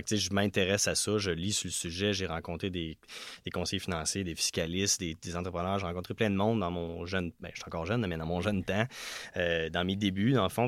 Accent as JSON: {"language": "French", "town": "Notre-Dame-de-l'Île-Perrot", "region": "Quebec", "country": "Canada", "moved": "as an adult", "lives_now": "Quebec City, Canada", "said": "je viens de l'ouest de Montréal"}